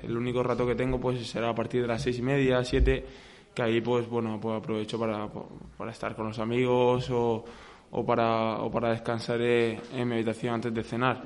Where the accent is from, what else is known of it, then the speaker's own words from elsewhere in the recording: Murcia, Region of Murcia, Spain; now in Villena, Spain; Soy murciano, soy murciano. Murcia, Murcia por delante siempre